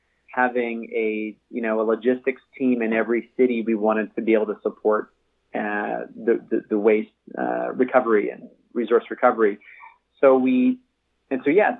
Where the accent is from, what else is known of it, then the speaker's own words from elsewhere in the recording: Cambridge, Ontario, Canada; also born or lived in Toronto; I was raised in Cambridge, Ontario, and started Green Circle in 2009 in Toronto. So I live just sort of north of Toronto